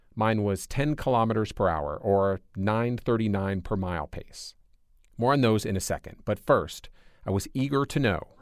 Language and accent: English; Michigan, United States; moved away; I grew up in Michigan. My whole family still lives there